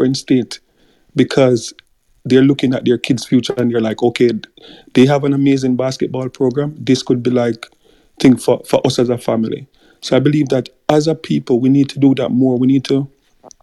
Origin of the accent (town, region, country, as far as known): Jamaica